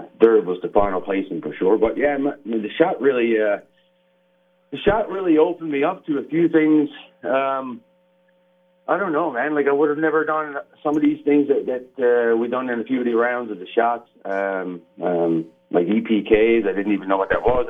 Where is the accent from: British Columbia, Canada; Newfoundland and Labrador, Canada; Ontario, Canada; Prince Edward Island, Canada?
Newfoundland and Labrador, Canada; Burin Peninsula; I'm originally from the Burin Peninsula, which is the south coast of Newfoundland, at a place called John de Bay, which is a little town.